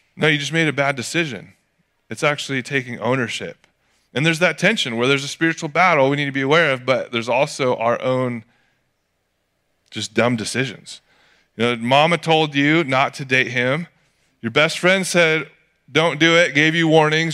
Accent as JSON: {"language": "English", "town": "Atascadero", "region": "California", "country": "United States", "tie": "born or raised there", "said": "growing up in Atascadero"}